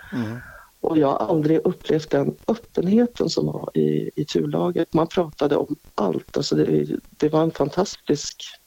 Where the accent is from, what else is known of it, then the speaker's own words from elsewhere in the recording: Strängnäs, Södermanland, Sweden; also born or lived in Stockholm; jag är uppvuxen här. Jag har mitt föräldrahem 50 meter ifrån mig